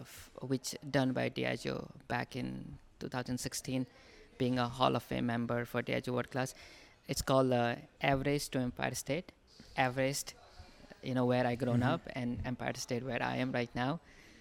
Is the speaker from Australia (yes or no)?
no; India; moved away as an adult; now in New York, United States